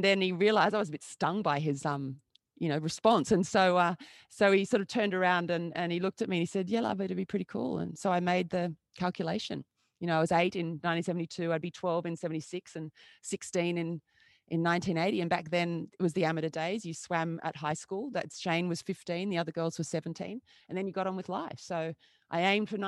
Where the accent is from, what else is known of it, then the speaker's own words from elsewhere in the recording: Sydney, New South Wales, Australia; I grew up on the Northern Beaches of Sydney